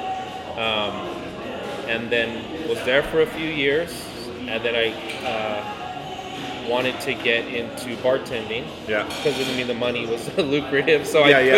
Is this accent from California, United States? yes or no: yes; Fresno, California, United States; also born or lived in San Jose, California; I grew up in Fresno